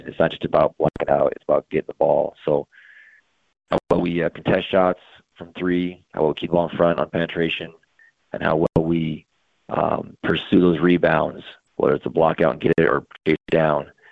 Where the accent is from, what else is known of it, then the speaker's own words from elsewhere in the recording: Kalispell, Montana, United States; I grew up in Kalispell